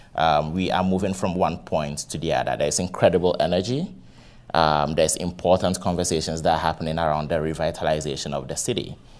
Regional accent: Ghana; moved away as an adult; now in Cleveland, United States; I am originally from Ghana.

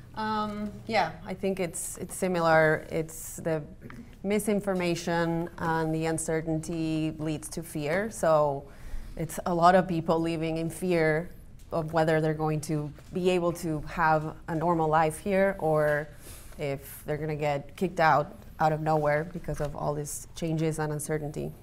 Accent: Buenos Aires, Argentina; now in Cleveland, United States; I'm from Argentina, from Buenos Aires

